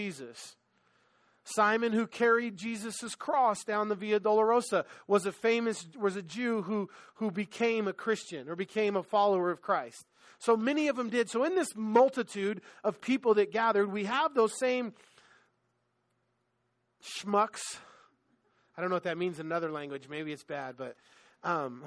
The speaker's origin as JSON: {"language": "English", "town": "Los Angeles", "region": "California", "country": "United States", "tie": "born or raised there", "said": "I'm from LA, right? Like, I grew up in on Manhattan Beach Boulevard"}